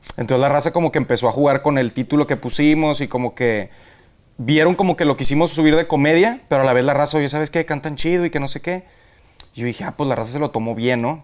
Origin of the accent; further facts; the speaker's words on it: Monterrey, Nuevo León, Mexico; somos de Monterrey